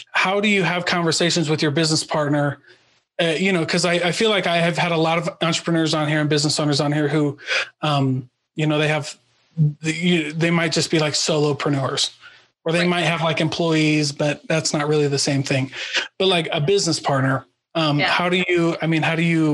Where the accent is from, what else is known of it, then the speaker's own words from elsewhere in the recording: Iowa, United States; I grew up in Iowa and we lived right next to one of the biggest dams on the Mississippi River